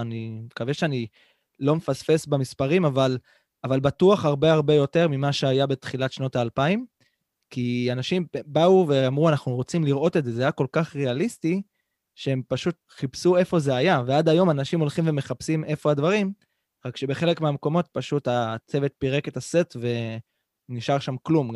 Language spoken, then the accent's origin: Hebrew; Central Israel, Israel; בתור ילד, שגם גר במרכז הארץ